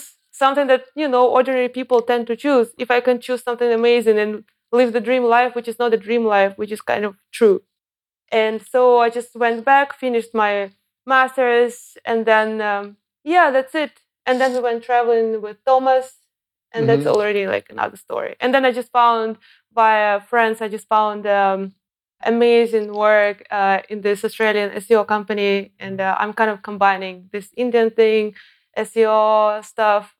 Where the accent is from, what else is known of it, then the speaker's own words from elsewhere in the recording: Cheboksary, Chuvashia, Russia; also born or lived in Moscow, Russia / Germany; now in Chiang Mai, Thailand; I'm not even from Moscow. I'm from a smaller city, Chebokhsari.